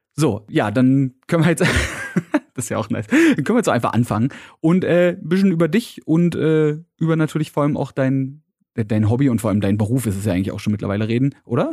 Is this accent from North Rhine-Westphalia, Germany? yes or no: no; Berlin, Germany; als Berliner